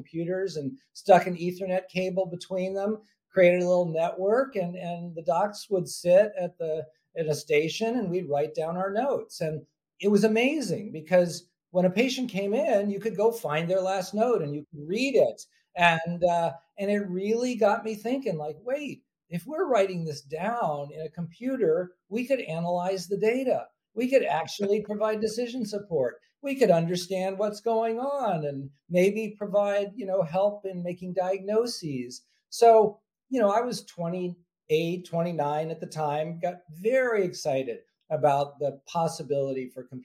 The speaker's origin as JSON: {"language": "English", "town": "San Francisco", "region": "California", "country": "United States", "tie": "born or raised there", "said": "So I'm a native Californian. I actually grew up in San Francisco, went to public schools"}